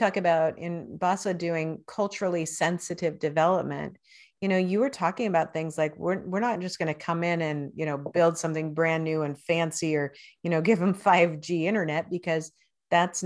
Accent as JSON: {"language": "English", "town": "Spokane", "region": "Washington", "country": "United States", "tie": "born or raised there", "said": "There's actually a road in my hometown, Spokane, Washington"}